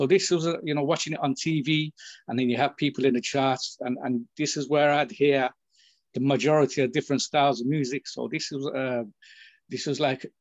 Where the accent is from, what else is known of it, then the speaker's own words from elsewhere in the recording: United Kingdom; first language English; I'm brought up in the UK, and English is my first language